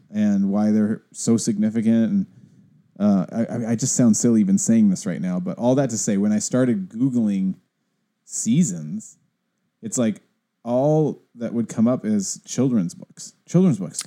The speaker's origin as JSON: {"language": "English", "area": "the Northwest", "region": "Pacific Northwest", "country": "United States", "tie": "born or raised there", "also_born_or_lived": "Pasadena", "said": "I've only almost exclusively, exclusively ever lived in the Northwest."}